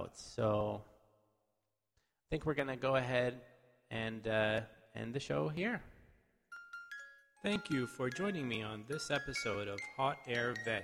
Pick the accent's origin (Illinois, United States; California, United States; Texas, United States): California, United States; I'm from California